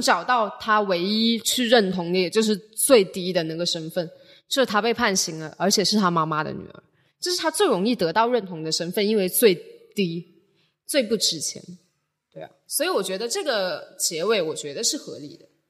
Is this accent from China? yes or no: yes; Shenzhen, Guangdong, China; 包括我家，因为离罗湖关和文景路都不太远